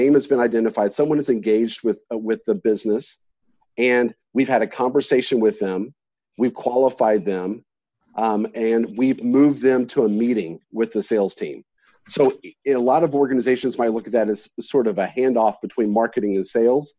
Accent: Texas, United States; I'm from Texas

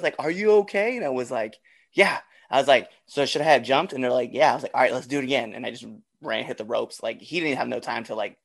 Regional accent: Baltimore, Maryland, United States; I'm from Baltimore.

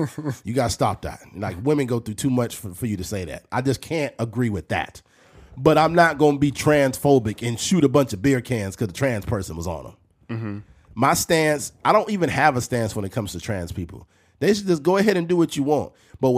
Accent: Bakersfield, California, United States; Nigga, I'm from Bakersfield.

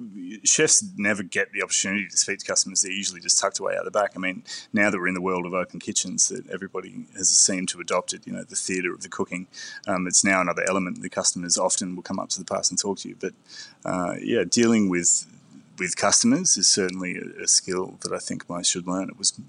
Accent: Perth, Western Australia, Australia; I grew up in Perth in Western Australia.

